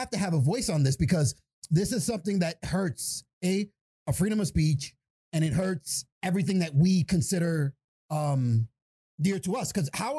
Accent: New York City, New York, United States; now in Buffalo, United States; I was born in fucking Jacoby. I was born in Jacoby Hospital in Bronx, fucking New York.

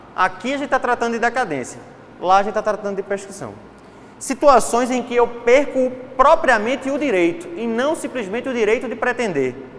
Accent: Recife, Pernambuco, Brazil; accent: Recife; de Recife

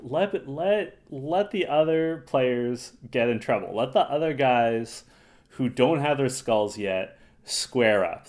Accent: Toronto, Ontario, Canada; we're from Toronto

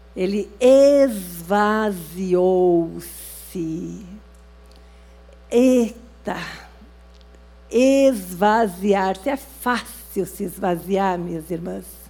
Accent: Gaúcha, Rio Grande do Sul, Brazil; eu sou gaúcha

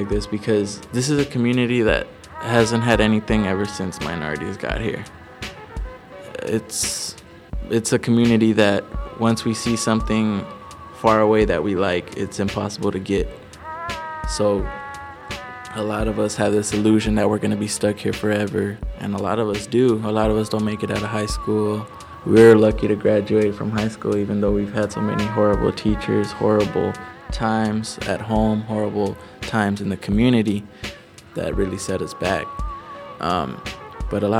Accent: Los Angeles, California, United States; I'm from Watts, California

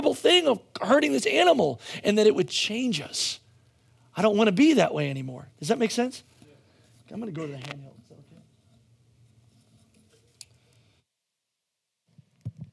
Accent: Pennsylvania, United States; I grew up in Pennsylvania in coal country

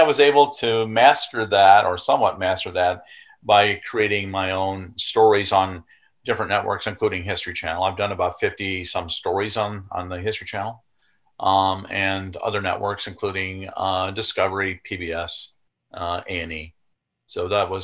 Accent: Wisconsin, United States; also born or lived in Indiana; born in Indiana, and then eventually by my third year, we had moved to Wisconsin. And that's really where I grew up

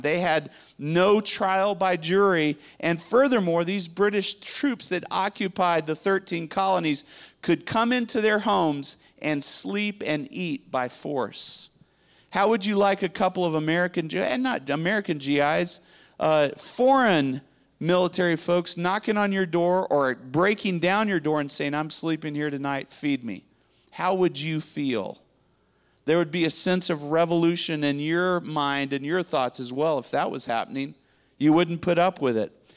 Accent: Spain; now in Dallas, United States; I grew up in Spain

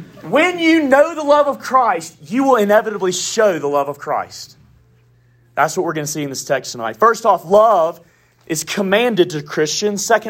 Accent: the South, United States; accent: southern; I got a southern accent

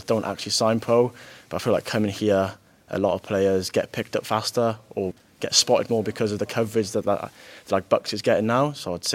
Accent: Cardiff, Wales, United Kingdom; I was from Cardiff myself

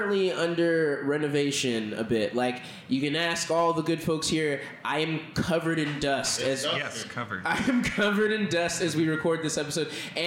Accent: Texas, United States; I'm from Texas

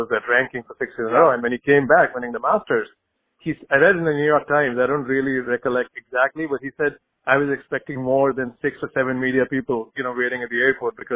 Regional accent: India; moved away; I grew up in India

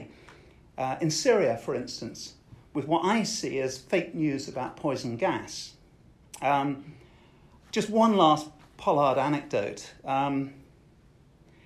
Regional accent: Colchester, East of England, United Kingdom; My hometown is Colchester, a military town

